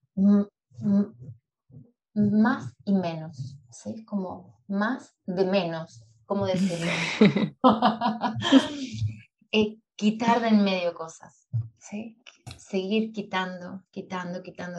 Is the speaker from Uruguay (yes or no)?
yes; Montevideo, Uruguay; also born or lived in Buenos Aires, Argentina; yo nací en Buenos Aires, pero cuando tenía seis, a punto de cumplir siete años, eh, con mi familia, con mi madre y mi hermano, nos mudamos a Uruguay, a Montevideo.